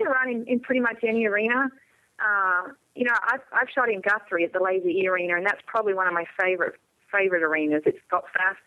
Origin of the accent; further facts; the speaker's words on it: Australia; moved away; I'm coming from Australia